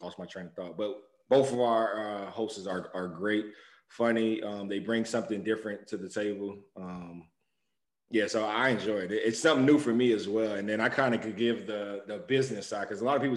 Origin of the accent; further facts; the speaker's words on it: Miami, Florida, United States; I'm a Miami kid. We grew up on Miami subs